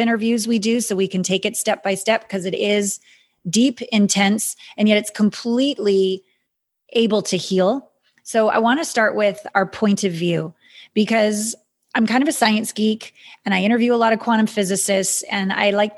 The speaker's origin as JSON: {"language": "English", "country": "Canada", "said": "I'm a Canadian"}